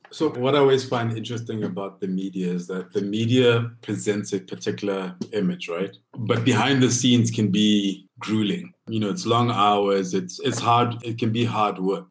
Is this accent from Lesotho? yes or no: yes; Lesotho; moved away as an adult; now in Johannesburg, South Africa; Lesotho is the country that raised me